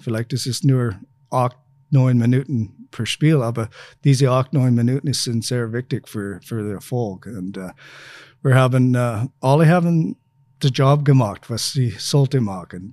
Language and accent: German; Saskatchewan, Canada; German is a second language; moved away as an adult; also born or lived in Feldkirch, Austria; now in Linz, Austria; meine Heimat in canada Saskatchewan